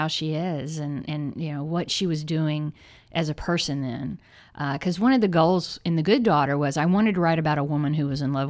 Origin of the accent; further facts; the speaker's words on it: the South, United States; because we're both from the South. I mean, he's Mississippi, so that's kind of a different kind of South.